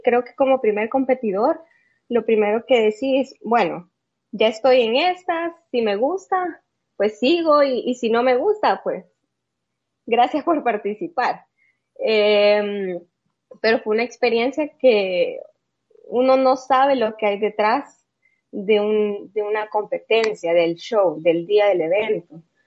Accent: El Salvador; Yo soy de El Salvador, como bien dice, yo, yo nací acá, vivo acá también

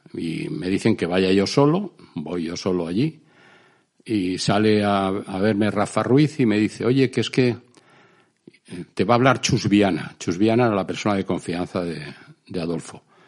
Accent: Spain; moved away; como somos los españoles

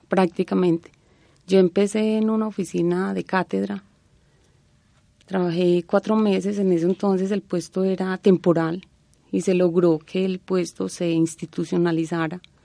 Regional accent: Concordia, Antioquia, Colombia; moved away; also born or lived in Génova, Quindío; se volvieron a Concordia, que fue donde viví la mayoría de edad

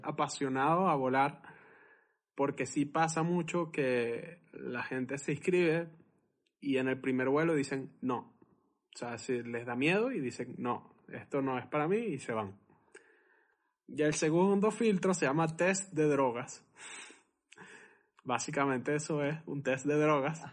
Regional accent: Venezuela; yo soy venezolano

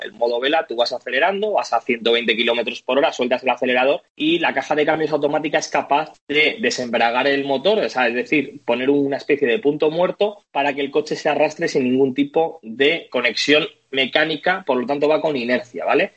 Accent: Madrid, Community of Madrid, Spain; como madrileño

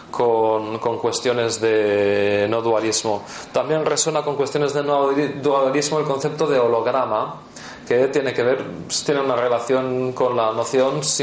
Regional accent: Portugal; Spanish is a second language; Como soy portuguesa, no consigo entender la palabra que estás diciendo.

